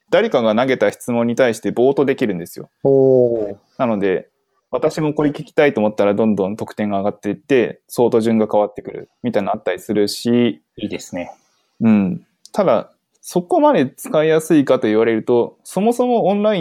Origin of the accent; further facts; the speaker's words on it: Fukuoka, Japan; 身は福岡なので